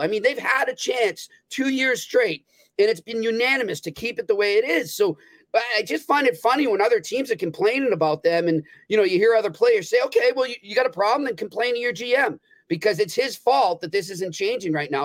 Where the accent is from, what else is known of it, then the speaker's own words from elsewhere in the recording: New England, United States; growing up in New England